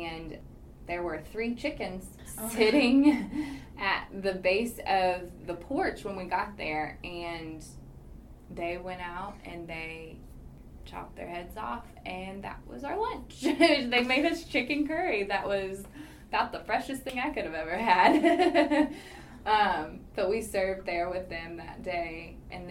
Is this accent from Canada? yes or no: no; Winchester, Kentucky, United States; growing up in Winchester, Kentucky, to playing tennis at the University of Kentucky